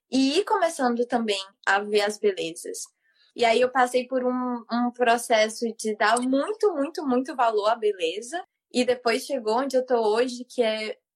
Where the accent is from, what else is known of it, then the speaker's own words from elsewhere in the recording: Fortaleza, Ceará, Brazil; eu morava em Fortaleza, eu sou de Fortaleza, sabe? Uhum. Assim, eu sou do Nordeste